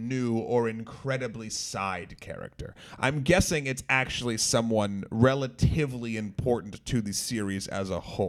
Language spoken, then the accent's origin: English; New Hampshire, United States; I'm from New England, I'm from New Hampshire.